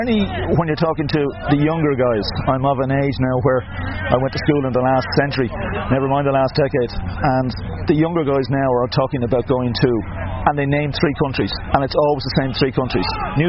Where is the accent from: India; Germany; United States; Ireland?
Ireland; Being Irish